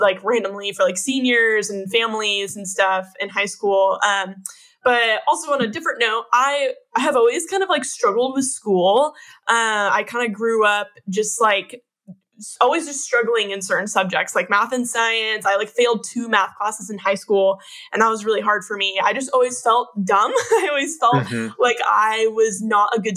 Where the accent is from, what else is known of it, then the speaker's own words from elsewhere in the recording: Northern Sacramento area, Northern California, United States; I was born and raised in Northern California, up in like the Northern Sacramento area